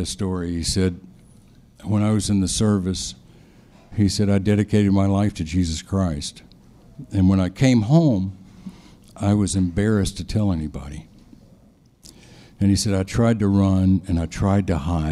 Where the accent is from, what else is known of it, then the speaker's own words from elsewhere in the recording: Memphis, Tennessee, United States; also born or lived in Detroit, Michigan; when I was 4 years old, moved to the big city of Memphis, Tennessee